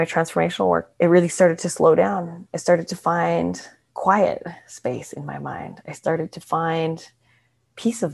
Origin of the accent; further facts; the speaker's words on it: Canada; moved away as an adult; also born or lived in Australia / Vancouver; now in Mexico; I'm from Canada.